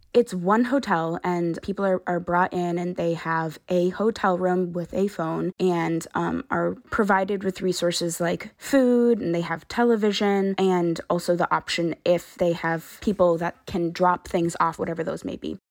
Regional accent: Brockton, Massachusetts, United States; moved away as an adult; now in Rhode Island, United States; I'm from Brockton, Massachusetts.

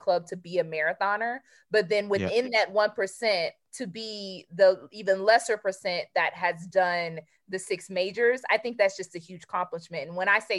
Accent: United States; we're from the States

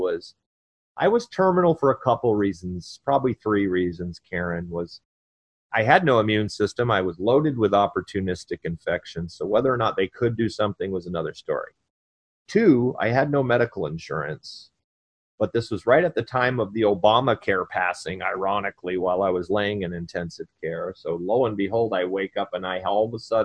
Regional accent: Vermont, United States; moved away as an adult; also born or lived in North Carolina; my family came and got me and transported me back to my home state

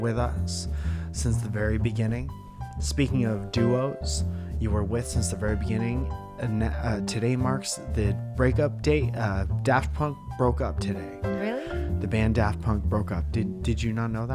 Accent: Northeast, United States; we're from the Northeast and mm-hmm. we're very used to snow and ice

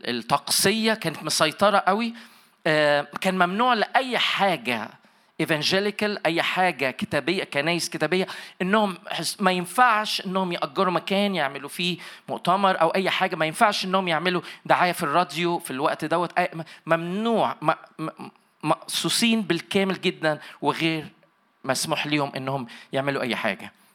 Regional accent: Egypt; moved away as an adult; now in Toronto, Canada; اساسا من مصر طبعا باين عليا بس عايش في تورونتو كندا بقالي 29 سنه

